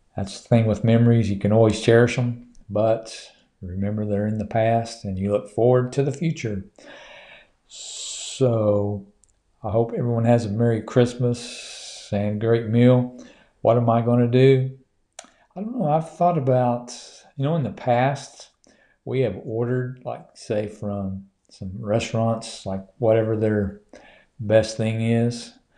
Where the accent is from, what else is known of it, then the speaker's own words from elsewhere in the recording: Duncan, Oklahoma, United States; from my hometown there in, uh, Duncan